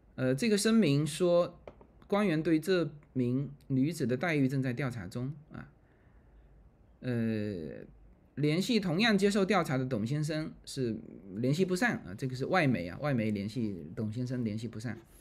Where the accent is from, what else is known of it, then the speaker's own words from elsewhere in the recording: China; moved away; 我们自己作为中国人都觉得说，呃，就是，或者说从中国出来的人